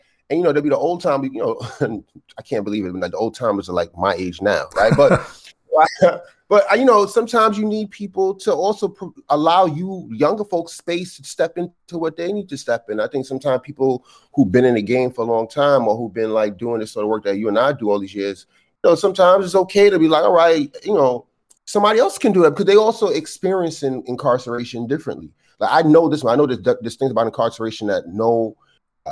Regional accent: New York City, New York, United States; I'm a guy growing up in Brooklyn, you know, 20th century

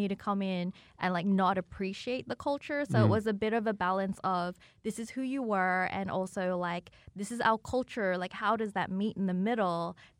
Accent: Sydney, New South Wales, Australia; moved away as an adult; also born or lived in China / Melbourne; now in Los Angeles, United States; I grew up in Sydney.

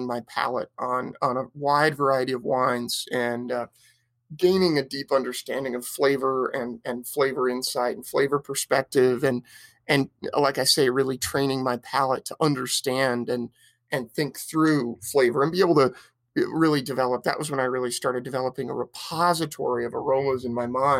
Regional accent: Petaluma, California, United States; I grew up in Sonoma County in a town called Petaluma, just north of San Francisco

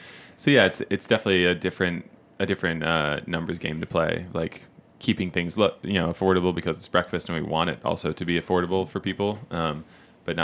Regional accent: Connecticut, United States; now in New York, United States; I grew up in Connecticut, which is just across the border from the agricultural region of the Hudson Valley, you know, and up into the Catskills.

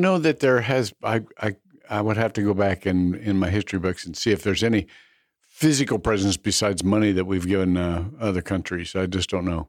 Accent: Ohio, United States; I grew up in Ohio

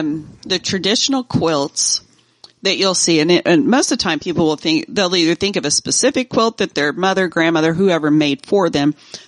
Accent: Cherokee Choctaw area, Oklahoma, United States; I come from the Cherokee Choctaw area

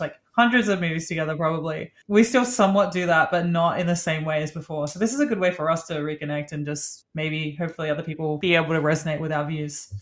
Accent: Australia; moved away as an adult; also born or lived in Sydney; now in New York City, United States; we're from Australia. That's where we met.

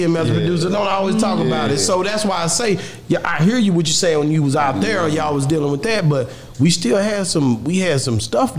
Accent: Texas, United States; I'm a Southerner. I'm a Texas hard head.

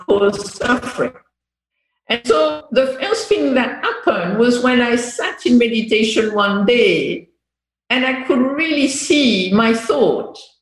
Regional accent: France; English is a second language; moved away as an adult; also born or lived in England / Korea; I grew up in France until 18 years old

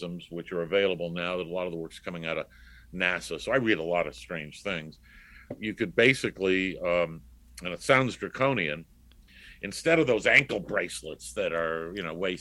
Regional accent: New York City, New York, United States; growing up in New York gives you the opportunity also, you get the, well, you could go around the city on your own at 10 years old

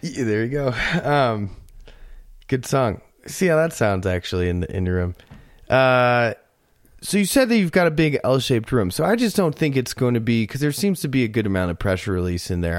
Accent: Florida, United States; now in Colorado, United States; I grew up in Florida

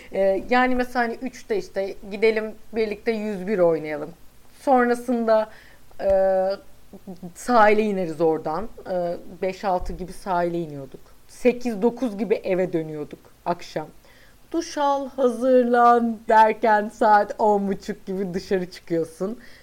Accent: İzmir, Turkey

